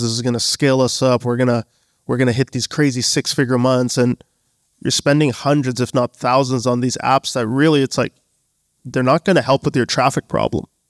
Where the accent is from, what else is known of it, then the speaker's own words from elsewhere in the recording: Canada; also born or lived in Bangladesh; Born in Canada, family's from Bangladesh